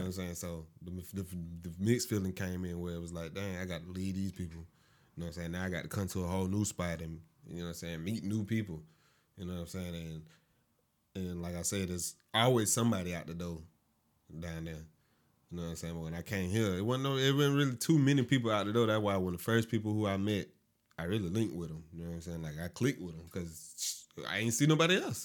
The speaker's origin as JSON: {"language": "English", "town": "Augusta", "region": "Georgia", "country": "United States", "tie": "born or raised there", "also_born_or_lived": "Florida", "said": "I was born in Florida. Raised up in Augusta"}